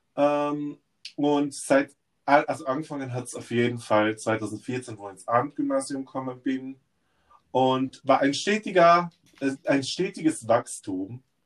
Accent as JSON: {"language": "German", "town": "Innsbruck", "region": "Tyrol", "country": "Austria", "tie": "born or raised there", "said": "Also Innsbruck ist meine Heimat"}